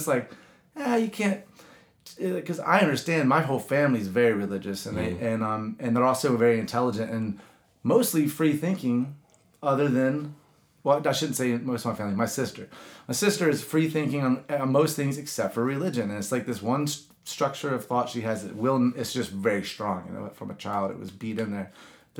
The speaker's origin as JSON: {"language": "English", "region": "the Bible Belt", "country": "United States", "tie": "born or raised there", "said": "And I grew up in the Bible Belt, and I love that that gospel-haunted strip of them."}